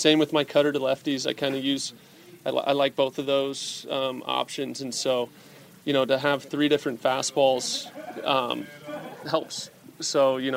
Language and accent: English; Anaheim, California, United States; my hometown team